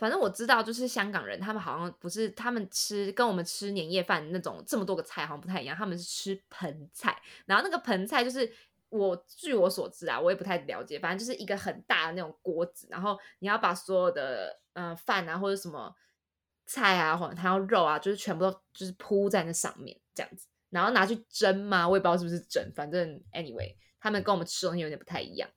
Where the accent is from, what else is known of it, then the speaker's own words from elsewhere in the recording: Taiwan; 身为台湾人